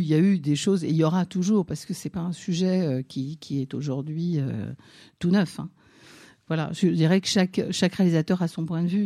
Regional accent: Nancy, Grand Est, France; moved away; je suis née en, province à Nancy

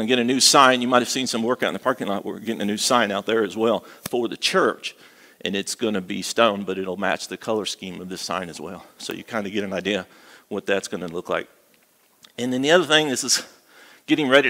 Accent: Midwest, United States; moved away as an adult; also born or lived in Arizona, United States; now in Galax, United States; I was raised in the Midwest, and then I spent half my adult life in Arizona

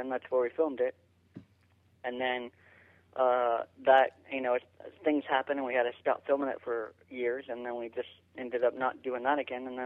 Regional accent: Columbus, Ohio, United States; Well, I'm originally from uh, Columbus, Ohio, and I got uh, involved with media.

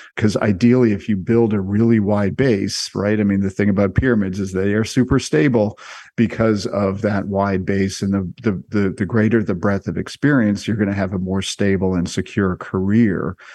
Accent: Canada; I am Canadian

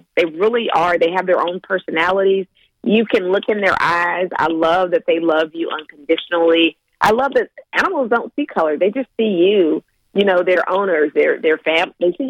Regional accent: Louisiana, United States; moved away; originally I'm from Louisiana

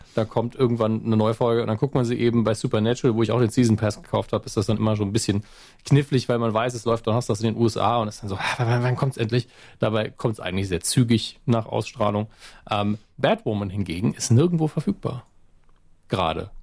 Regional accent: Germany; als Deutscher

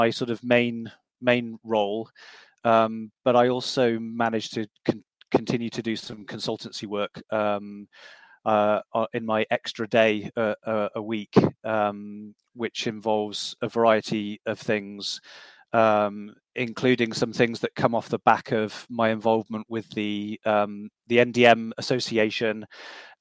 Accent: Loughborough, East Midlands, United Kingdom; moved away as an adult; also born or lived in United States; Loughborough was my hometown, so I didn't want to go back there

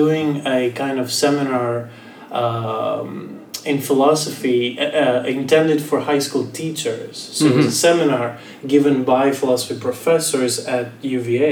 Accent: Greece; moved away as an adult; I'm from Greece

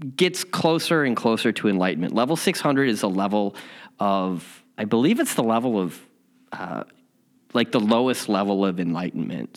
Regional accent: Chicago, Illinois, United States; now in Southern California, United States; I'm from Chicago and I also live in Southern California

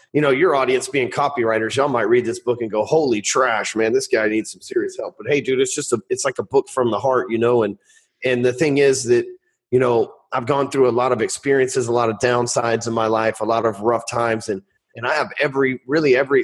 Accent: the South, United States; I'm from the South, man.

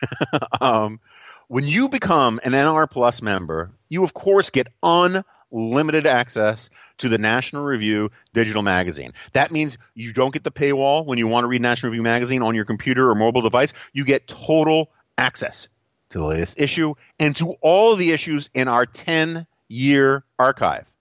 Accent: New York City, New York, United States; moved away; my hometown of New York City, the 1970s and 1980s

